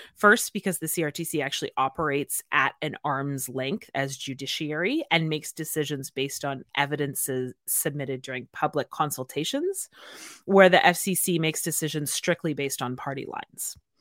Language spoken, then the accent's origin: English; Canada; especially for Jenny and I as Canadian podcasters